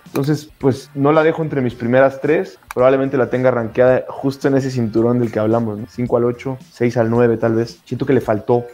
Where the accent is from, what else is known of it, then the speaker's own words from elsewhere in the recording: Mexico; uno como mexicano